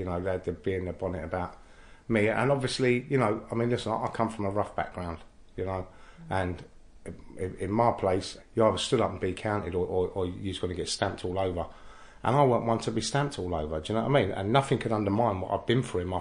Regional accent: London, United Kingdom; I grew up in Innisfail Road, Oxford Street, Baker Street, Marylebone, Kilburn, you know, Paddington, Warwick Avenue

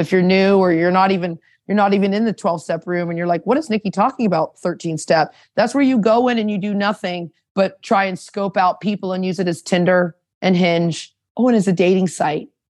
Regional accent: Anaheim, California, United States; moved away as an adult; also born or lived in Toronto; I'm from Orange County, California, Anaheim

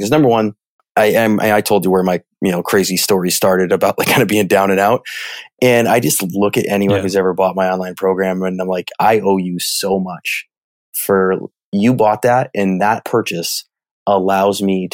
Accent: Midwest, United States; I'm from the Midwest. So I use the word y'all.

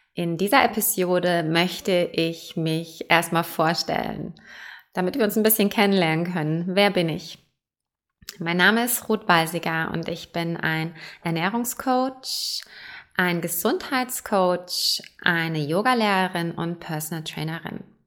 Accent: Germany; also born or lived in Perth, Australia; now in Switzerland; Ich bin ursprünglich in Deutschland geboren, deswegen auch kein Schweizer Akzent

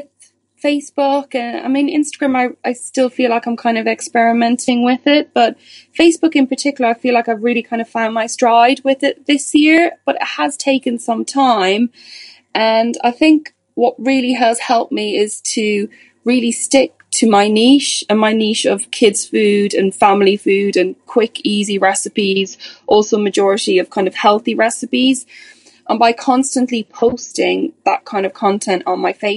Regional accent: Ireland; also born or lived in England, United Kingdom; now in United Kingdom; As you can probably tell from my accent, I'm originally from Ireland, but I'm living in the UK now.

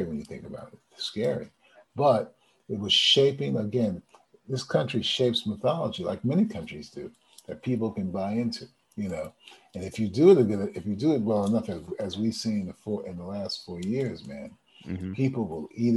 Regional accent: United States; most of us as African Americans, we love being American.

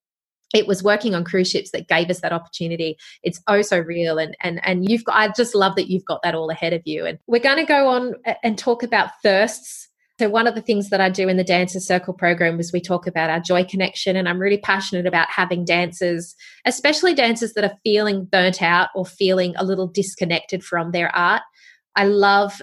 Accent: Wollongong, New South Wales, Australia; I was from Wollongong. I grew up there.

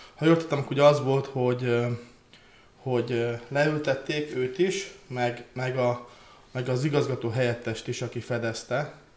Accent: Transcarpathia, Zakarpattia Oblast, Ukraine; én kárpátai magyar vagyok

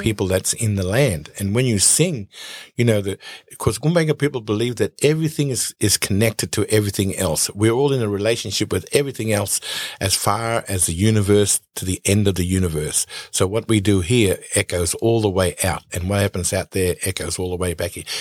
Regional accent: Nambucca Heads, New South Wales, Australia; I grew up in Nambaca Heads on the Aboriginal Reserve in Nambaca Heads

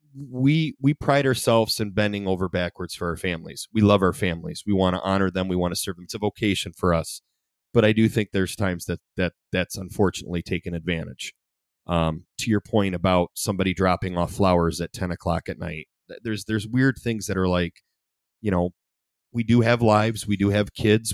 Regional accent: Ida, Michigan, United States; also born or lived in Monroe; I love Ida, I grew up in Ida

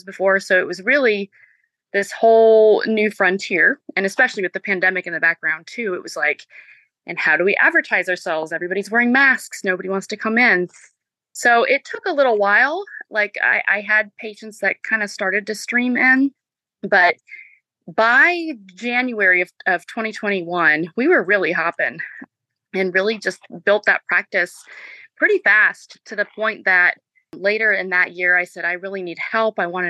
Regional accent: Marietta, Georgia, United States; also born or lived in Spartanburg, South Carolina; I am originally from the Atlanta area, from Marietta.

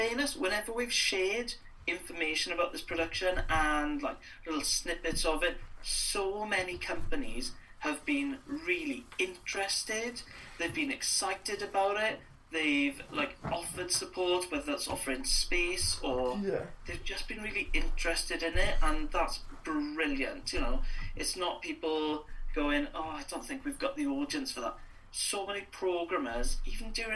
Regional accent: Wales, United Kingdom; moved away; that experience of being Welsh and being Welsh outside Wales

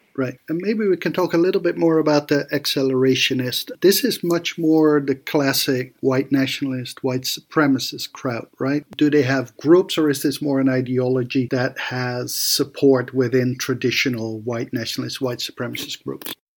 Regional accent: Athens, Georgia, United States; my hometown of Athens, Georgia

